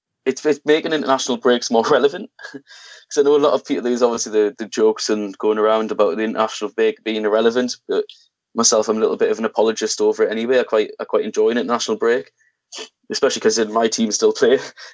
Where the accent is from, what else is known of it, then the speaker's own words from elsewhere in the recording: England, United Kingdom; I'm English myself.